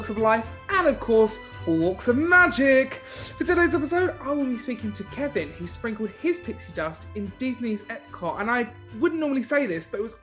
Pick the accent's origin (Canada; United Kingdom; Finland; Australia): United Kingdom; Maldon, East of England; I'm from Maldon, where they make Maldon sea salt